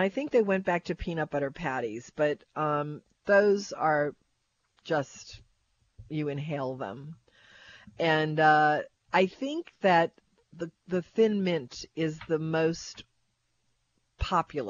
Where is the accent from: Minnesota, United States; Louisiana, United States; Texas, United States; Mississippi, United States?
Louisiana, United States; Kenner; I came from Westgate out in Kenner by Peak BMW